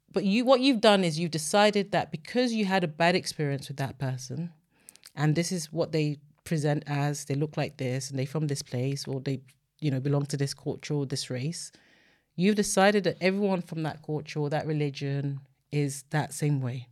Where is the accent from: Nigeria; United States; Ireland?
Nigeria; now in United Kingdom; I'm Nigerian